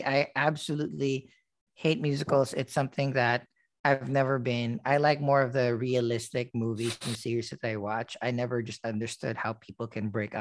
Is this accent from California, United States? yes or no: no; New York City, New York, United States; as a New Yorker